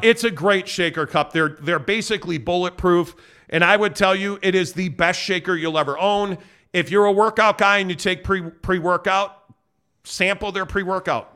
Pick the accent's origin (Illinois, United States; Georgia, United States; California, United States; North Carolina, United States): Illinois, United States; Chicago; moved away as an adult; also born or lived in Northbrook, Illinois / Arizona; now in Utah, United States; born and raised in Chicago. Shout out Northbrook, Illinois